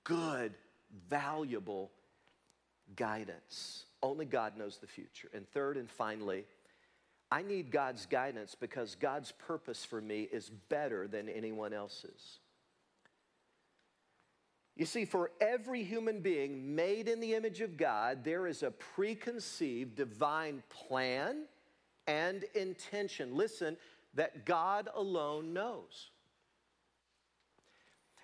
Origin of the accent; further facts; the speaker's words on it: Leoma, Tennessee, United States; moved away; little boy growing up in Leoma, Tennessee